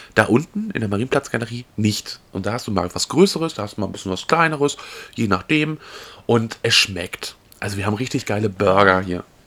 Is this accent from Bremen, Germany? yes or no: no; Mecklenburg-Vorpommern, Germany; wir beide sind ja Mecklenburger